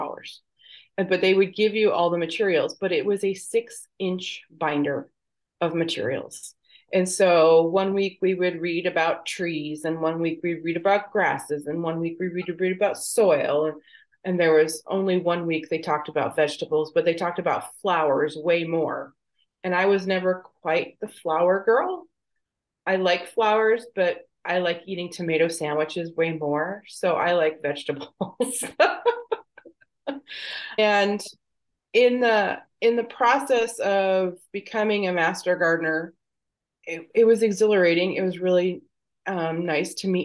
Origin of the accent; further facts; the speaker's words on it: Michigan, United States; now in Texas, United States; I'm originally from Michigan